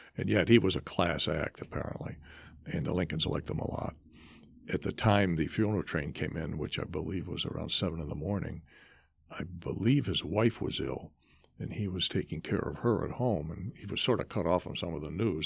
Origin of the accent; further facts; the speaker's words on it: Ilion, New York, United States; my hometown, Ilion